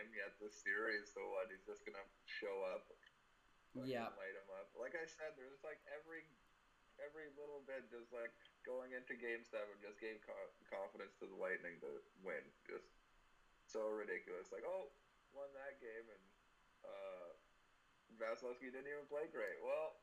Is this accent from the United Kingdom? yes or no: no; Canada; I'm a Canadian, so like, I've been ever since I was born